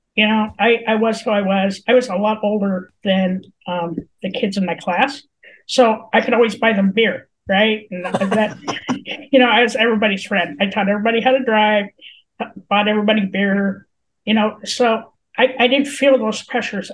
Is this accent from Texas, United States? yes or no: no; Colorado, United States; I was born and raised in Colorado.